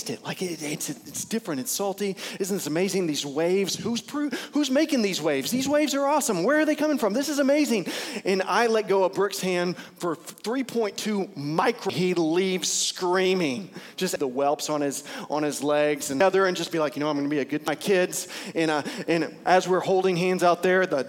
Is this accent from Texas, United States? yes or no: yes; Bowie, Texas, United States; also born or lived in Lubbock, Texas; I grew up primarily in Bowie, Texas, and so in Bowie, Texas, there is no traffic